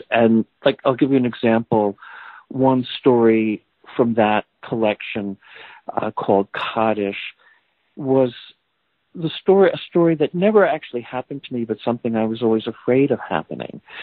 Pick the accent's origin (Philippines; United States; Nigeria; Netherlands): United States; New Jersey; moved away as an adult; also born or lived in Boston; now in California, United States; having moved away from my my family community in New Jersey, I, I lived in Boston for many years, and now I live in California